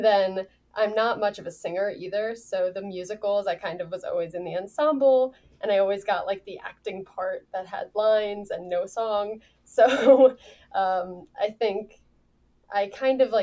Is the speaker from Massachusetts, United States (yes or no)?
no; New York, United States; I grew up in New York